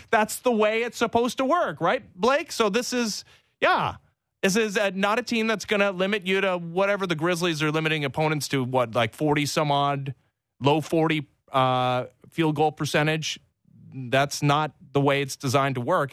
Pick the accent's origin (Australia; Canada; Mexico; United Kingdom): Canada; As a Canadian